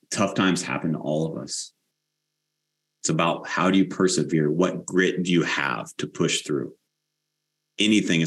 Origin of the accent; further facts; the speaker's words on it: United States; we as the American people